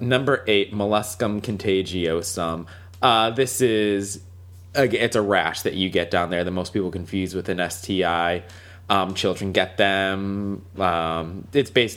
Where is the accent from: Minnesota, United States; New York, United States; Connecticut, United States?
Connecticut, United States; Waterbury; I'm from Waterbury, Connecticut. Waterbury is a very like inner city like mm-hmm. public school system